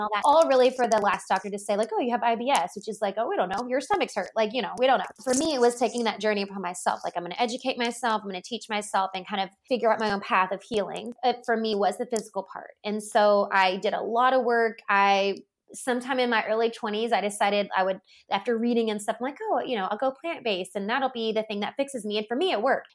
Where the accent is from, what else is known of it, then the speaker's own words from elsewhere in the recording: Louisiana, United States; I grew up in the Bible Belt. I'm from Louisiana. Grew up in a very conservative state